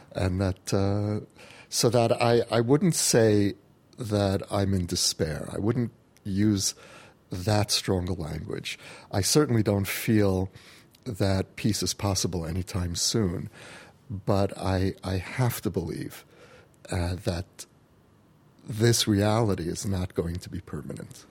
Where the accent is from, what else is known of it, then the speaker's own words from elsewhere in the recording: United States; now in Jerusalem, Israel; as an American Jew who came home